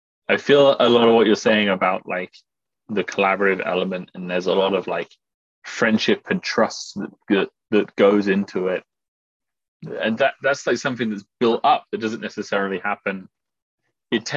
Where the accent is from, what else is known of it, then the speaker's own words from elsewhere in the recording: United Kingdom; moved away as an adult; now in United States; I'm from Britain